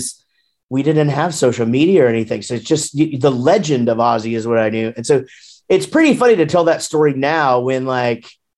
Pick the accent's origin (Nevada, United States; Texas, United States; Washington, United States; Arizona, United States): Texas, United States; Wichita Falls; also born or lived in Grapevine, Texas; now in Denton, United States; born and raised, born in Grapevine, raised in Wichita Falls, and then moved down to Denton after we started the band, and still here.